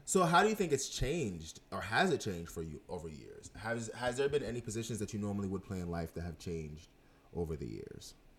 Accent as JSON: {"language": "English", "country": "Jamaica", "said": "I am Jamaican."}